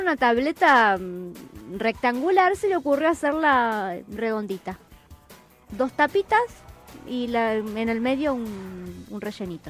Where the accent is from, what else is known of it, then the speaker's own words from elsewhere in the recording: Chaco, Argentina; moved away; yo soy del Chaco